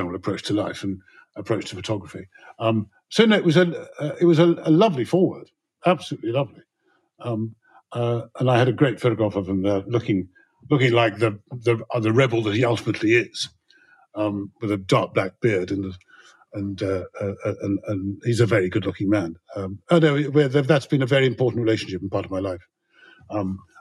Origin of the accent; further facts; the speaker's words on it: England, United Kingdom; being a white Englishman